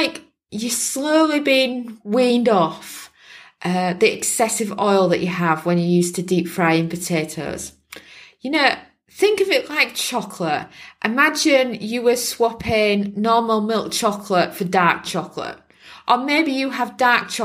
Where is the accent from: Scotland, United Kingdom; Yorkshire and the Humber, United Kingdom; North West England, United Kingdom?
Yorkshire and the Humber, United Kingdom; now in Portugal; we're from Yorkshire in England, and we're used to eating a lot of fish and chips.